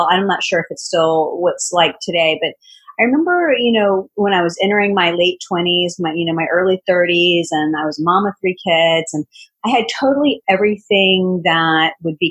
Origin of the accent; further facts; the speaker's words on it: Richmond, Virginia, United States; my hometown of Richmond, Virginia.